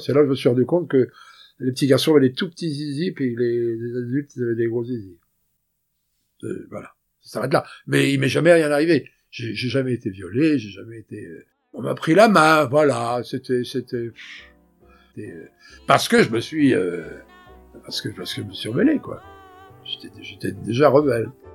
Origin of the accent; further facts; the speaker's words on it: Brittany, France; accent: Breton; moved away as an adult; also born or lived in Paris; j'ai l'accent breton